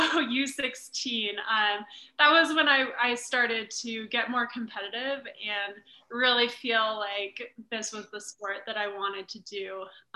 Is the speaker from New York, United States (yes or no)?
no; Park City, Utah, United States; I'm actually born and raised in Park City, Utah.